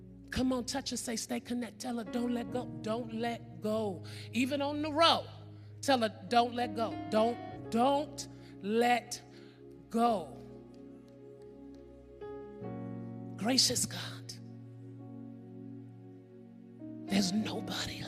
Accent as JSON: {"language": "English", "region": "California", "country": "United States", "said": "I'm from California."}